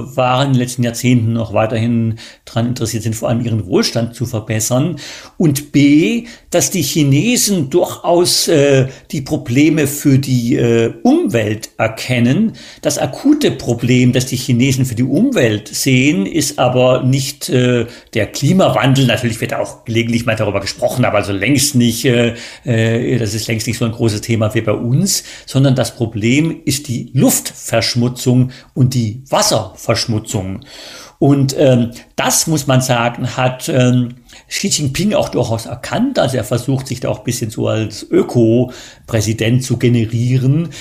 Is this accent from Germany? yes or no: yes; Germany; moved away as an adult; also born or lived in China; wir als äh, Deutsche